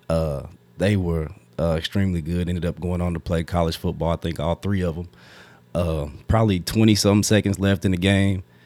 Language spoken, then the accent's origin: English; Frankfort, Kentucky, United States; growing up in Frankfort, a small town, everybody knows everybody